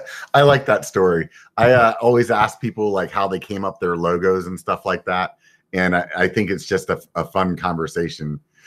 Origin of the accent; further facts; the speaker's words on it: Pennsylvania, United States; now in California, United States; I'm from Pennsylvania